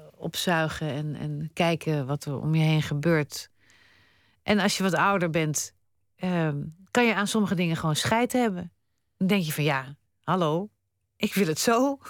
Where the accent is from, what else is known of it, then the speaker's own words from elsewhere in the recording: Netherlands; also born or lived in Spain; dit is waar ik geboren ben en dit is waar ik woon.